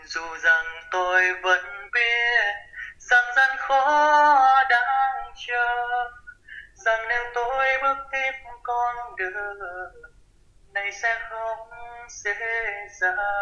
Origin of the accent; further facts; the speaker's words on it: Sa Đéc, Đồng Tháp, Vietnam; now in Cần Thơ, Vietnam; thành phố Sa Đéc nơi mà nuôi dưỡng